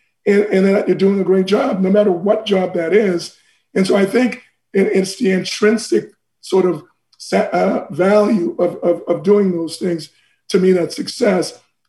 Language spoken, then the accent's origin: English; Boston, Massachusetts, United States; So I love Boston. That's where I grew up in the United States, my formative years.